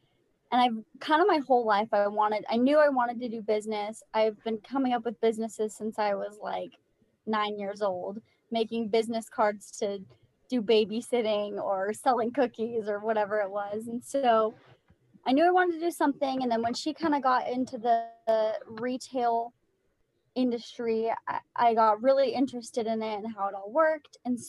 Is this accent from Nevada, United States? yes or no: yes; Las Vegas, Nevada, United States; like Sadie said. I'm from Las Vegas and I live here with my husband.